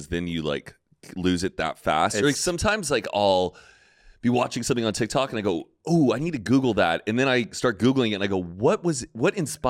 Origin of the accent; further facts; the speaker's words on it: California, United States; I'm a Californian. We live in Los Angeles.